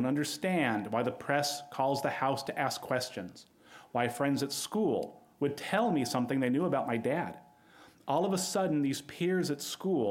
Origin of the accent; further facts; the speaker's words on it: Southern California, United States; When I was growing up in Southern California